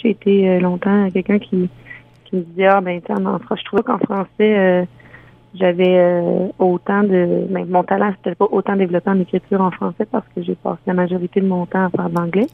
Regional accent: Ontario, Canada; moved away; also born or lived in Quebec; Je viens d'Ontario

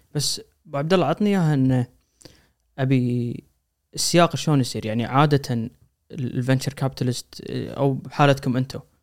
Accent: Kuwait; عندنا بالكويت

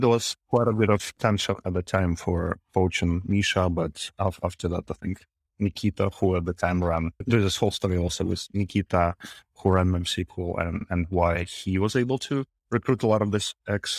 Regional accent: Minsk, Belarus; now in San Francisco, United States; Yeah, I'm from Minsk, from Belarus. I've been to Kharkiv once, just passing by.

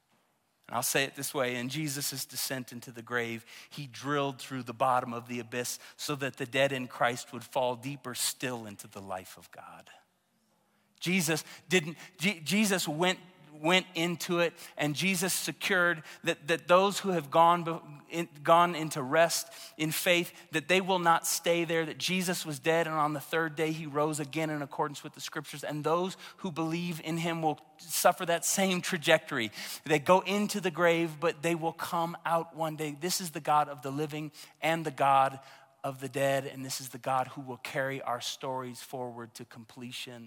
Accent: Tulsa, Oklahoma, United States; moved away; my hometown of Tulsa, Oklahoma

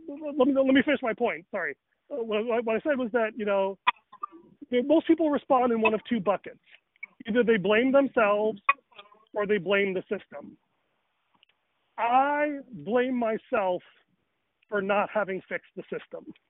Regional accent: Chicago, Illinois, United States; I grew up in Rochelle, Chicago, Northern Illinois

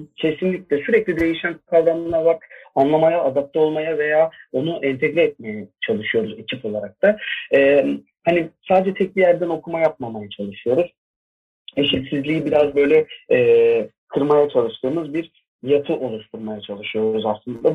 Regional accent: Bursa, Turkey; moved away as an adult; also born or lived in Ankara; now in Istanbul, Turkey; Bursa'da doğdum. 2006 yılına kadar oradaydım.

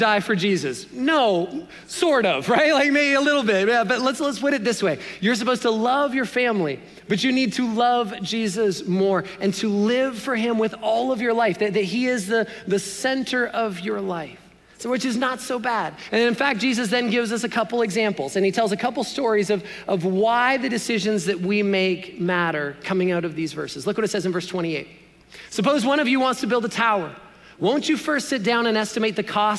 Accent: Canada; as a Canadian boy

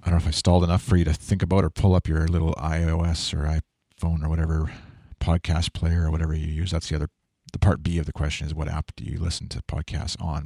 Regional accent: Canada; I'm Canadian.

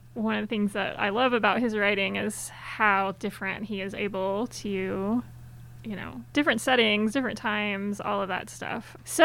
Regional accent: Florida, United States; I was born and raised in Florida, so that's what I consider my home state. And there aren't a whole lot of us Florida natives, but I actually come from a family with many Florida natives.

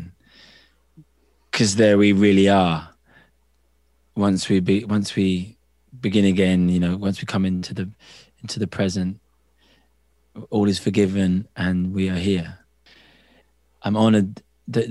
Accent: Cambridge, East of England, United Kingdom; moved away; I grew up in Cambridge in England, the university town

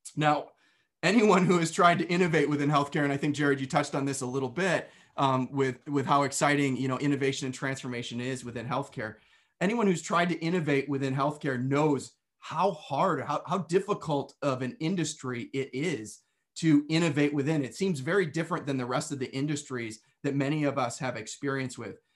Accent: Western New York, United States; I was, uh, born and raised in New York. Now, when most people hear New York, they think of New York City. However, um, where I lived was about as far away from New York City as you could get and still be in New York, right on the border of Pennsylvania and Western New York

